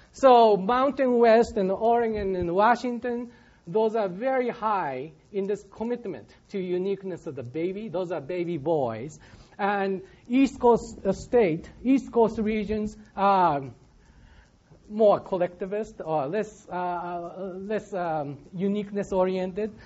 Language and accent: English; Japan; now in Michigan, United States; I'm from Japan.